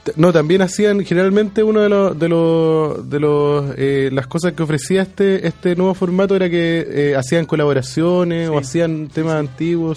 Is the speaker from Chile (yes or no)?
yes; Chile; como buenos chilenos